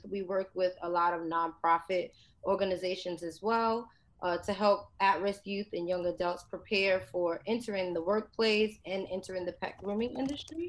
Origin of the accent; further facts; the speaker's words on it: New York City, New York, United States; I grew up in the South Bronx, which is the poorest congressional district in the nation